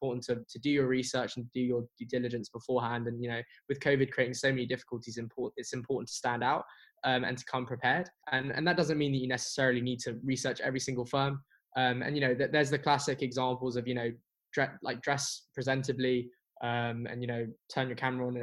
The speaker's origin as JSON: {"language": "English", "region": "London", "country": "United Kingdom", "said": "I'm from London and I live in London"}